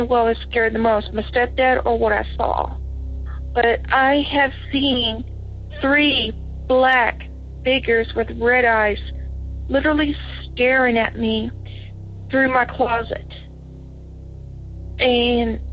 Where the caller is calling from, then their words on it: Batesville, Arkansas, United States; I'm calling from Batesville, Arkansas.